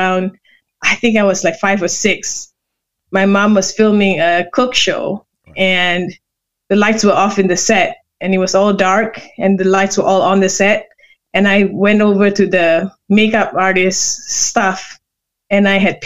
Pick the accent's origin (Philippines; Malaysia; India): Malaysia; Kuala Lumpur; moved away as an adult; now in United States; I was born and raised in Malaysia